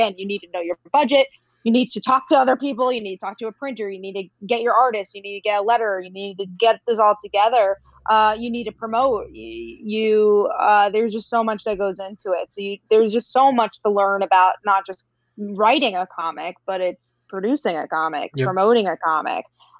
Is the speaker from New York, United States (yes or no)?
yes; New York, United States; I'm from New York